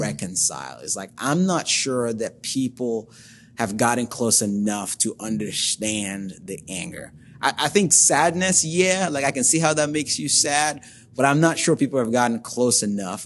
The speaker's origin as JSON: {"language": "English", "country": "Nigeria", "tie": "born or raised there", "moved": "as an adult", "lives_now": "Toledo, United States", "said": "I was born and raised in Nigeria, which is in West Africa. Spent the first nineteen or so years of my life there."}